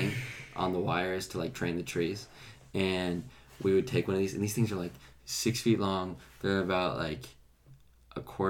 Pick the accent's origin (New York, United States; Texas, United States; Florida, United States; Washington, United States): Washington, United States; Wenatchee; moved away as an adult; now in Lynchburg, United States; I grew up in Wenatchee, which is the apple capital of the world